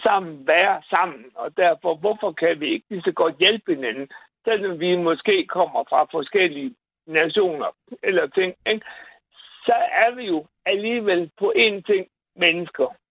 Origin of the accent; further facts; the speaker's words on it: Bosnia & Herzegovina; now in Denmark; Jeg kommer jo fra Bosnien